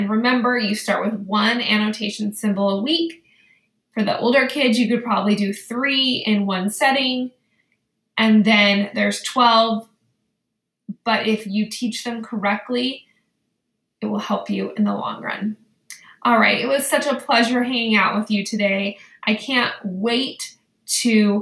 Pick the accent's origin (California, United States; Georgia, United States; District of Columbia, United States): California, United States; Danville; also born or lived in Westlake, California; I grew up in Danville, California, and in Danville I had Mr. Dickieson, and then I lived in Westlake, and I had Mrs. Breslaw